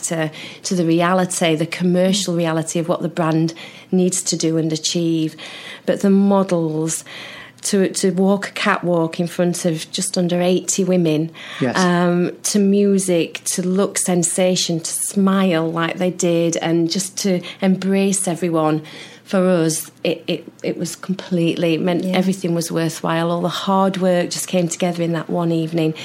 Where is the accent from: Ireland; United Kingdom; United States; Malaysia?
United Kingdom; Sheffield, Yorkshire and the Humber; I'm from Sheffield.